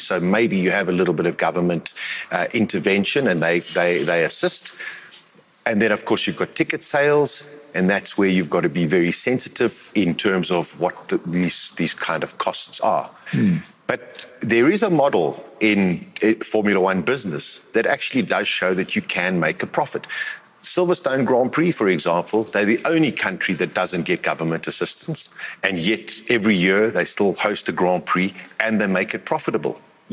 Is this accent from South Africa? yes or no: yes; South Africa; we as South Africans